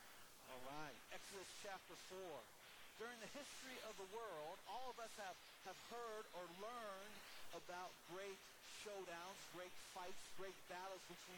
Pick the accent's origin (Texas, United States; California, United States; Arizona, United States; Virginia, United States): Arizona, United States; Tucson; now in Fort Collins, United States; I grew up in Tucson, Arizona, and Tombstone was just about an hour and a half away from us.